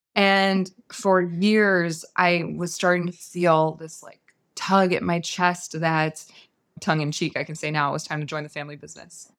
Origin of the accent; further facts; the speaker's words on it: San Francisco Bay Area, California, United States; I was raised in the San Francisco Bay Area